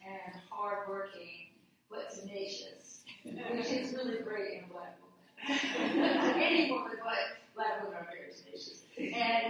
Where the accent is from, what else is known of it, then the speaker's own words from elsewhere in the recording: Midwest, United States; moved away; I grew up in the Midwest. I haven't lived there many decades, but I grew up there